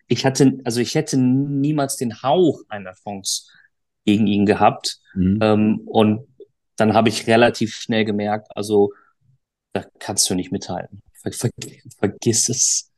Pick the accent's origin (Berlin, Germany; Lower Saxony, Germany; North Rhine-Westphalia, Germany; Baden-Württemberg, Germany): North Rhine-Westphalia, Germany; Duisburg; ich komme aus Duisburg, äh, habe meine Golfschule in Duisburg